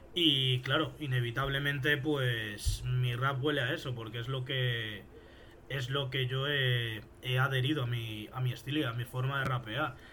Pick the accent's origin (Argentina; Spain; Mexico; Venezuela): Spain; Fuenlabrada, Community of Madrid; soy de España, soy de Madrid, de una ciudad que está cerca de Madrid que se llama Fuenlabrada